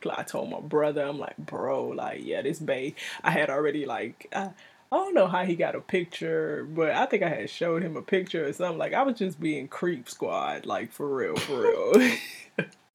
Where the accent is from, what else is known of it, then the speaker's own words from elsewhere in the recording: Miami, Florida, United States; moved away; I'm originally from Miami.